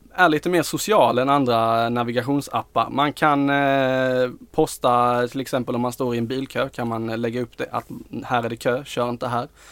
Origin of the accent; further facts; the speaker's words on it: Skåne, Sweden; vi är skåningar